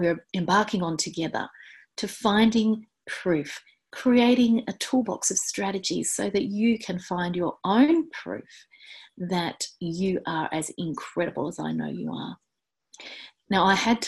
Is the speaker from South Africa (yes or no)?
no; Hobart, Tasmania, Australia; next stop after my hometown of Hobart is Antarctica